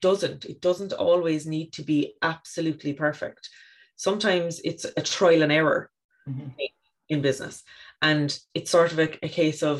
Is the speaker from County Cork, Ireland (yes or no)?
yes; County Cork, Ireland; now in East Cork, Ireland; I grew up in West Cork near the coast and now in East Cork near the coast.